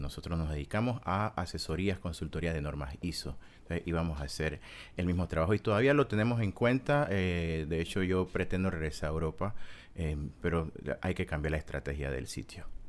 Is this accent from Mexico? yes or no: no; Panama; moved away as an adult; also born or lived in Kyiv, Ukraine; yo soy panameño